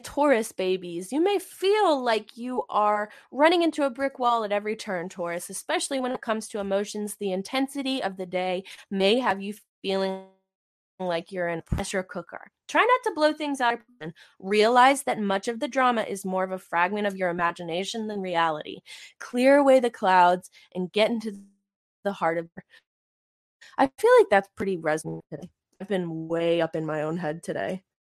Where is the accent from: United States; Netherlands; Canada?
Canada; I'm from Canada.